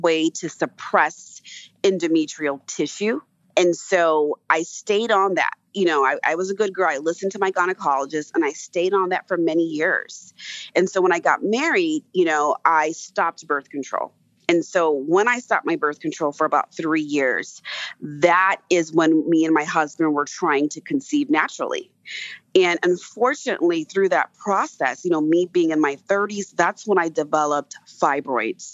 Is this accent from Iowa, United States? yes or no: no; California, United States; moved away; also born or lived in East Coast; California is originally where I'm from